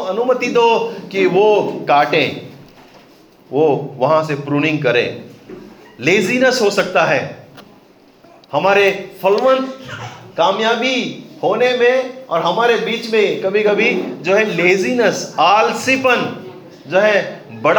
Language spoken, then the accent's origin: Hindi; Candolim, Goa, India; you know Candolim मेरा गांव है मैं कह रहा प्रभु कांदोली में होता अच्छा है